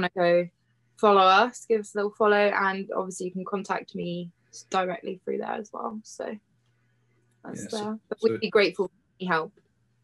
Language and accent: English; Cornwall, South West England, United Kingdom; I'm from Cornwall, so there's so many like scenic places that we can go and explore. And I've lived here my whole life